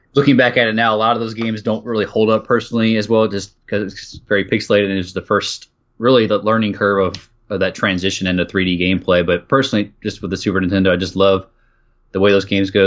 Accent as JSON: {"language": "English", "town": "Austin", "region": "Texas", "country": "United States", "tie": "born or raised there", "said": "I'm playing, like, in my hometown here"}